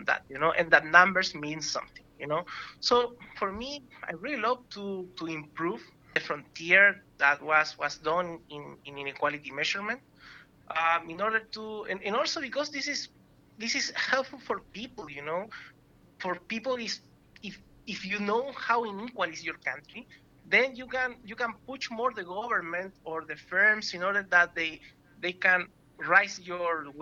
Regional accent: Chile; moved away as an adult; now in Vancouver, Canada; I came from Chile

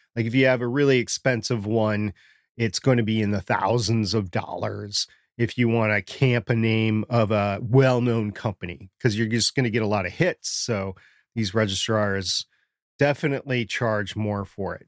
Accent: Minnesota, United States; moved away; I grew up in Minnesota, that happened all the time to me up in Minnesota. I don't live in Minnesota right now

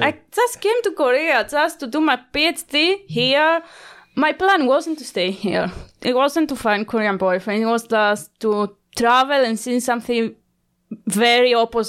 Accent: Italy; English is a second language; I want like to see more stuff because I was from the Italy.

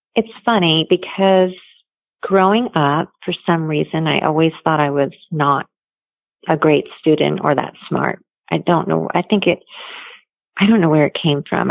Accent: Toms River, New Jersey, United States; I grew up in New Jersey, down at the Jersey Shore in a little town called Toms River.

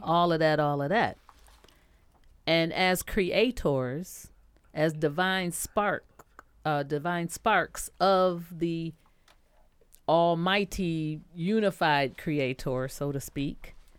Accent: Detroit, Michigan, United States; I grew up here in Detroit with uh, a lot of people who could sing well

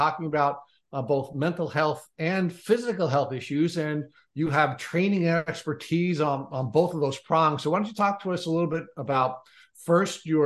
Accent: New York, United States; since we are from New York and from the U.S.

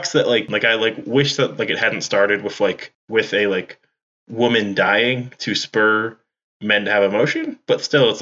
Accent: New England, United States; I'm from New England.

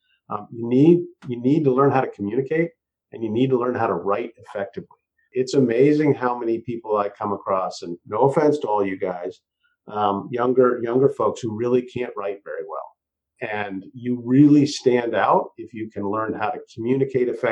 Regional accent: Massachusetts, United States; now in Santa Cruz, United States; I'm living in Santa Cruz now. I grew up in Massachusetts on the East Coast

